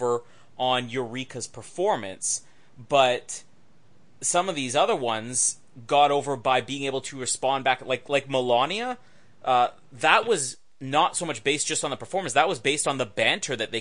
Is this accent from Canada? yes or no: yes; Canada; I'm Canadian